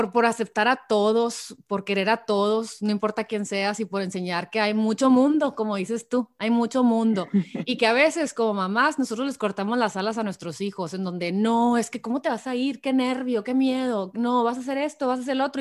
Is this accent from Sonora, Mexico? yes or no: yes; Hermosillo, Sonora, Mexico; now in San Diego, United States; soy de Hermosillo Sonora